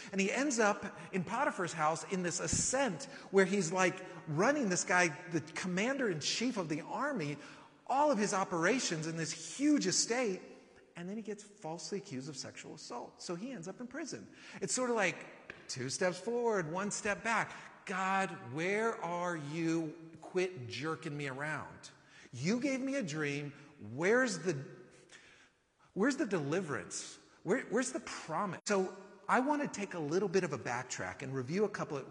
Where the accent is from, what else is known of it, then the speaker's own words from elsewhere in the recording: California, United States; now in Austin, United States; living in Austin that I'm from California